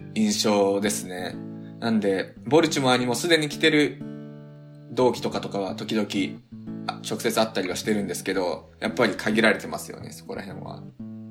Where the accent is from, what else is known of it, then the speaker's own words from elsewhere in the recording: Tokyo, Japan; moved away as an adult; now in United States; 高校までは東京、住み、東京生まれ、東京暮らしだったんですけど。